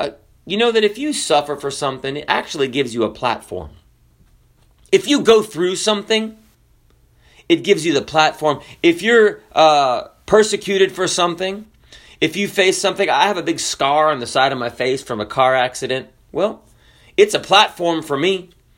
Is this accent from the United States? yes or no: no; Kenya; born there; also born or lived in Zambia; I grew up in Africa, partially, and we wanted to play. I'm white, okay? I was born in Kenya. I lived in Zambia, which is southern Africa.